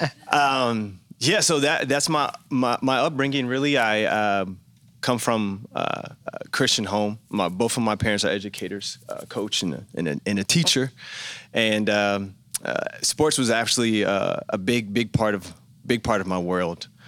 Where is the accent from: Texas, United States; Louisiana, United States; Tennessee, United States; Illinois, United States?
Tennessee, United States; Memphis; moved away; I grew up in Memphis, Tennessee.